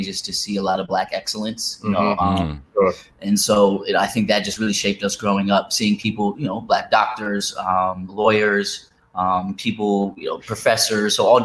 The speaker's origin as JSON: {"language": "English", "town": "Ithaca", "region": "New York", "country": "United States", "tie": "born or raised there", "said": "I grew up in Ithaca, New York as well."}